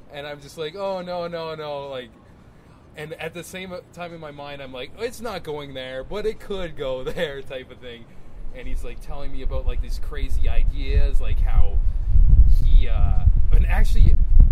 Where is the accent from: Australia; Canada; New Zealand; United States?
Canada; Niagara Falls, Ontario; moved away; I'm originally from Niagara Falls